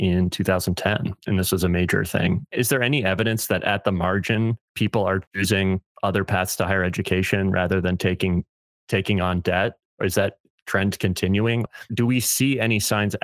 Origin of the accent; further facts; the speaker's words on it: Midwest, United States; I'm saying this as a Midwesterner